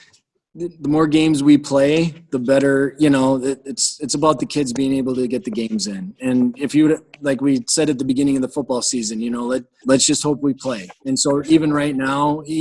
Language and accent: English; Thorp, Wisconsin, United States; moved away as an adult; now in Medford, United States; I'm originally from Thorpe.